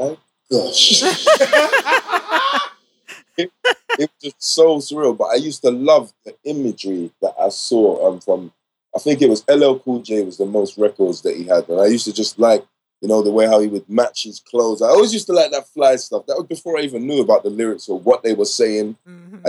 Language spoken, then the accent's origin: English; London, United Kingdom; I'm from West London, from the other side.